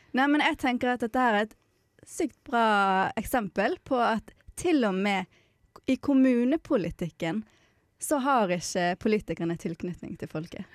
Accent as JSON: {"language": "Norwegian", "area": "Bergen / Sogn", "region": "Vestland", "country": "Norway", "moved": "yes", "said": "Jeg kan jo si det at jeg er halvt sogning og halvt bergensk"}